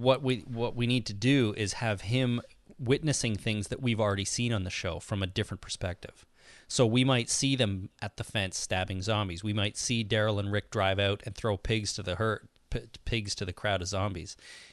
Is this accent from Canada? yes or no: yes; Canada; I'm Canadian.